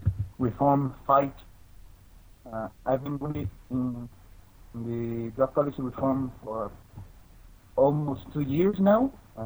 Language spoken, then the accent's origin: English; Oaxaca, Mexico; now in Mexico City, Mexico; I actually live in Mexico City, but I'm from Oaxaca, a southern state of the country.